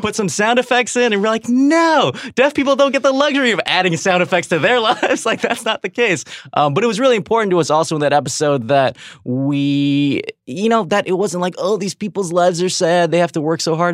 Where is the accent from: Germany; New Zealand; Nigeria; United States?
United States; Riverside, California; I grew up in Riverside, uh, California, which is an hour and a half from L